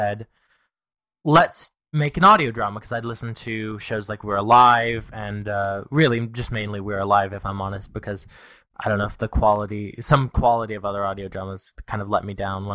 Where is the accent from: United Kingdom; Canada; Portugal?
Canada; I'm Canadian